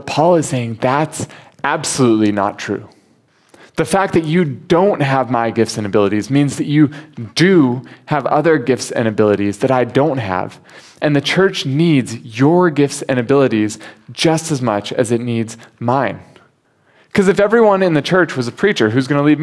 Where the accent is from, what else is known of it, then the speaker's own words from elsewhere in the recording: United States; now in Hong Kong; As an American